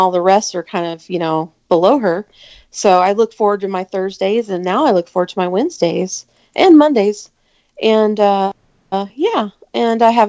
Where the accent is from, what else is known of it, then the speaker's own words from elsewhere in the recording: San Antonio, Texas, United States; I am from San Antonio, Texas